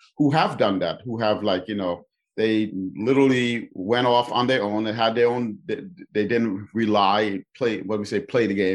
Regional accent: New York City, New York, United States; I grew up in New York City in the Bronx

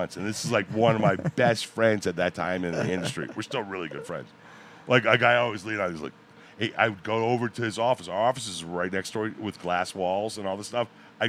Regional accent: Daytona Beach, Florida, United States; I grew up in Florida. I grew up in Daytona Beach right on the intercoastal

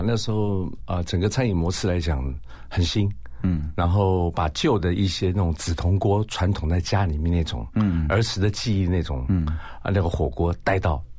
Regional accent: Taiwan; 从小在眷村长大嘛

